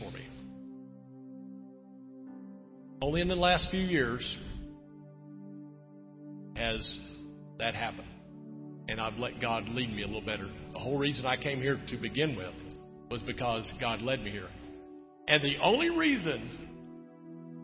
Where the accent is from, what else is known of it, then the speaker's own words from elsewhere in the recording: Texas, United States; moved away; I'm from Texas